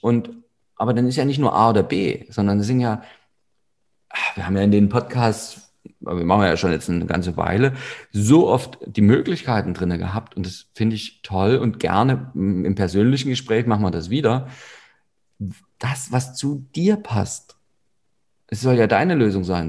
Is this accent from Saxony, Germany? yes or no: yes; Saxony, Germany; bei uns in Sachsen